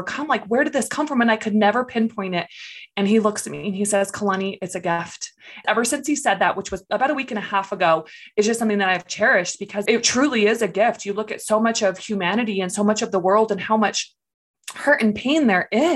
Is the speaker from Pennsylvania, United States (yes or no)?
no; California, United States; moved away as an adult; I grew up in California. I lived there for about 23 years